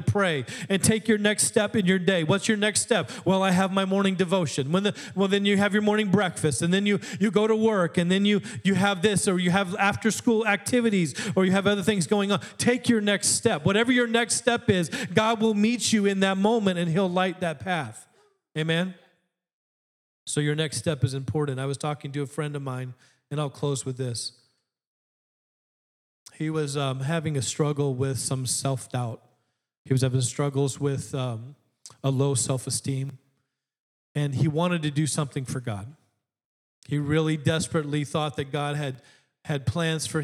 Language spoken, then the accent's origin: English; Alaska, United States; I grew up in Alaska